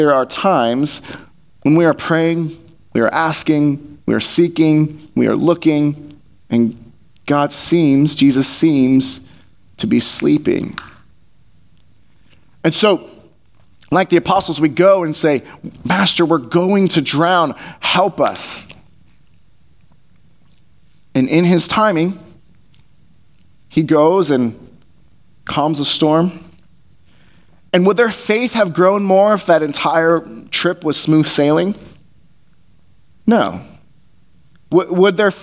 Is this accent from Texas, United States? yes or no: no; California, United States; growing up in California